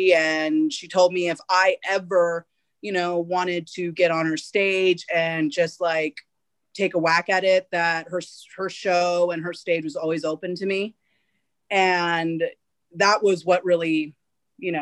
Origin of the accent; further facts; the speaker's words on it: Fresno, California, United States; I started all of it in my hometown, Fresno.